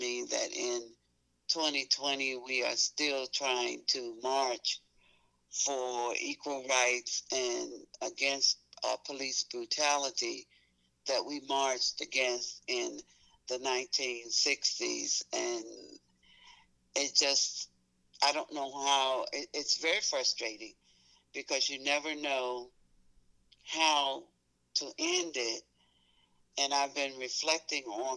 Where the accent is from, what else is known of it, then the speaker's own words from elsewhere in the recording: Memphis, Tennessee, United States; as a child growing up in Memphis, Tennessee